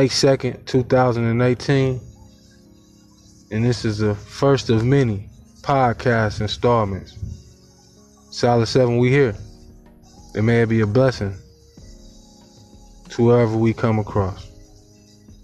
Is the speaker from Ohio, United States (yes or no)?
yes; Cleveland, Ohio, United States; I'm from Cleveland, Ohio, inner city, Glenville High School graduate